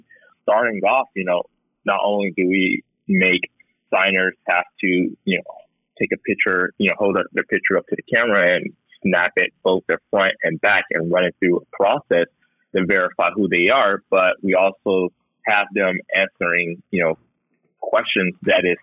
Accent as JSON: {"language": "English", "region": "Texas", "country": "United States", "also_born_or_lived": "Houston", "said": "I'm a Texan too"}